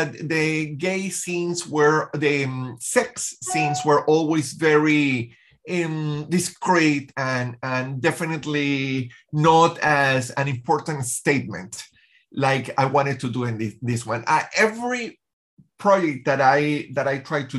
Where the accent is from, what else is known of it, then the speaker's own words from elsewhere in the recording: Venezuela; I grew up in Venezuela